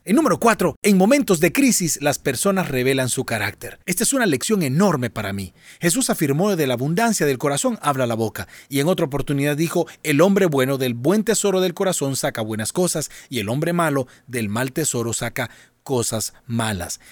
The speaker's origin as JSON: {"language": "Spanish", "country": "Honduras", "said": "En mi país, Honduras"}